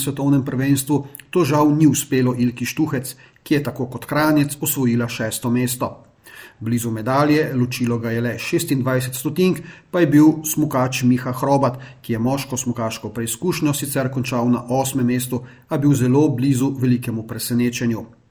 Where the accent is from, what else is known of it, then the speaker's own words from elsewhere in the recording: Slovenia; smo Slovenci